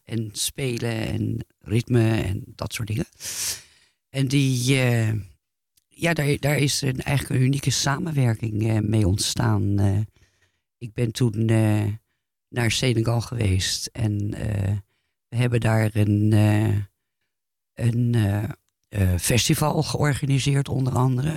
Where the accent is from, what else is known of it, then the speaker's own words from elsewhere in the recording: Netherlands; moved away; also born or lived in France; als Nederlander tussen hang, omdat ik natuurlijk in, ook in Frankrijk woonde toen de tijd